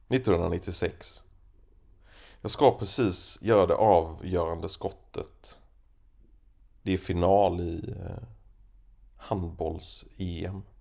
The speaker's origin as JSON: {"language": "Swedish", "region": "Småland", "country": "Sweden", "tie": "born or raised there", "said": "Jag ska berätta om min uppväxt i Småland."}